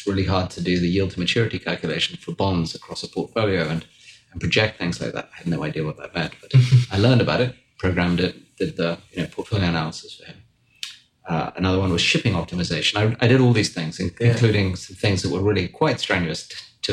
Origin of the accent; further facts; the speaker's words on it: Wiltshire, South West England, United Kingdom; moved away as an adult; also born or lived in London; now in United States; So I grew up in England in a place called Wiltshire, which was dark and dingy and rainy.